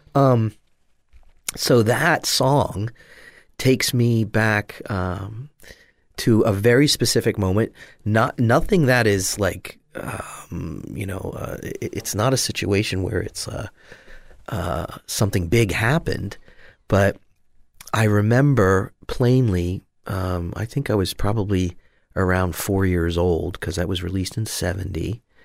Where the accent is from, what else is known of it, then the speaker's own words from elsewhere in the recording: Catasauqua, Pennsylvania, United States; moved away as an adult; also born or lived in Allentown, Pennsylvania / New York City / Pittsburgh; now in Southwest Florida, United States; I was born in Allentown, Pennsylvania, and I grew up just outside of Allentown in, uh, Cady, is the neighborhood Ca, well, town called Cady, or Cattasauqua is the actual name